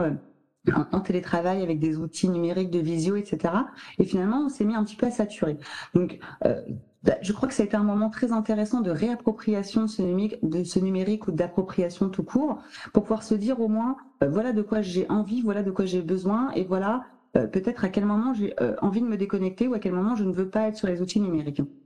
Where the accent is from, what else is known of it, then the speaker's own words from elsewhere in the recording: France; on est français